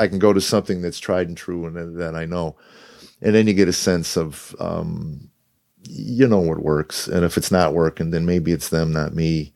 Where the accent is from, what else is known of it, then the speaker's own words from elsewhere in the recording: Chicago, Illinois, United States; moved away as an adult; also born or lived in Los Angeles / Boston / New Jersey; now in Nashville, United States; I grew up in Chicago